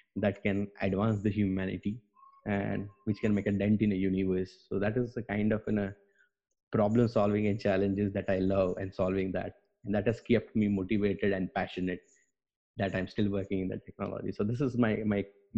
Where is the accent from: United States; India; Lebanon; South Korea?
India; Gujarat; moved away as an adult; also born or lived in Bangalore / Stuttgart; I am from India, born and brought up into the Gujarat